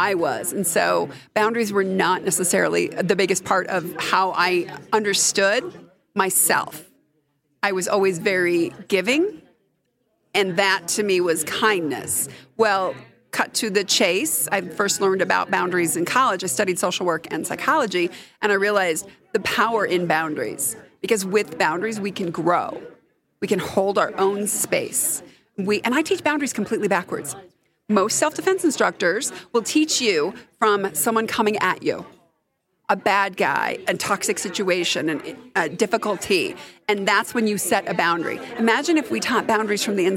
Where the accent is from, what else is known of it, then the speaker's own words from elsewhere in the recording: Colorado Springs, Colorado, United States; I grew up in Colorado Springs